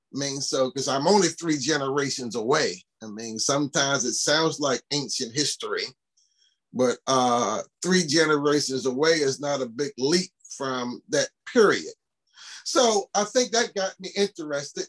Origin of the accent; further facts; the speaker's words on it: Baltimore, Maryland, United States; a kid growing up in East Baltimore, uh, near John Hopkins Hospital